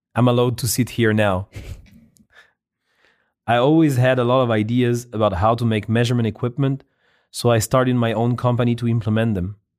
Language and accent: English; France; moved away; I was born in France, where I've spent more than half my life